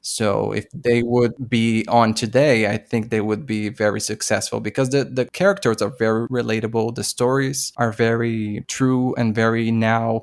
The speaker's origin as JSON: {"language": "English", "country": "Brazil", "said": "I'm from Brazil"}